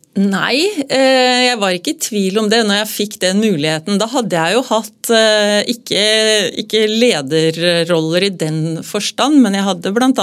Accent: Hamar, Innlandet, Norway; moved away as an adult; also born or lived in Oslo; Jeg kom jo opprinnelig da fra Hamar, og, fra et eh, gardsbruk

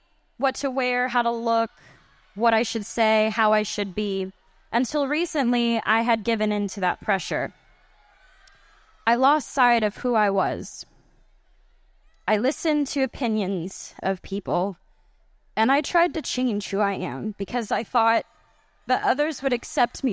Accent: Grand Prairie, Texas, United States; I'm from Grand Prairie, Texas

